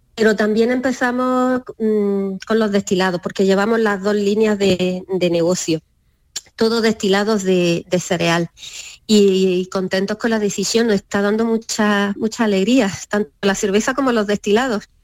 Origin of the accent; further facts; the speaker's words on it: Almería, Andalusia, Spain; moved away as an adult; also born or lived in Madrid; now in Fondón, Spain; los dos somos de Almería